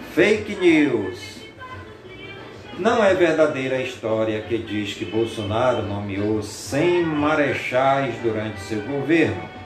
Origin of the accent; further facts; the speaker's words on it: Careiro da Várzea, Amazonas, Brazil; em todas as comunidades do Careiro da Várzea, minha cidade natal